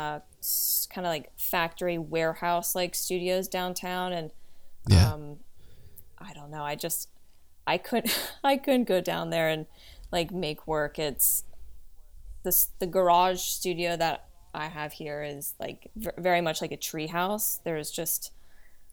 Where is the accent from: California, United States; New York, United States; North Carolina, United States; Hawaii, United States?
New York, United States; New York City; now in Los Angeles, United States; I grew up, I was born in Chinatown, and my parents bought a loft on Prince Street, and it was like, I lived there until about 10 or 11 years old.